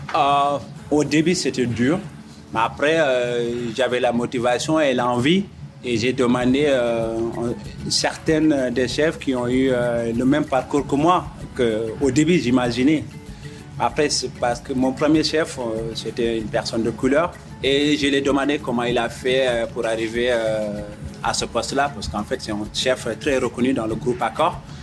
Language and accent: French; Mauritania; also born or lived in Mali / Senegal; now in France; je viens de, la Mauritanie